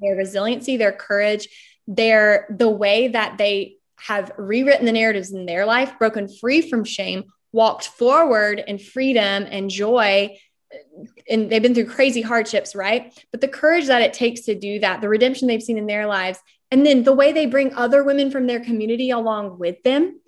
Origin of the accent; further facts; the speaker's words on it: Smithfield, North Carolina, United States; moved away as an adult; also born or lived in London; I'm from Smithfield, North Carolina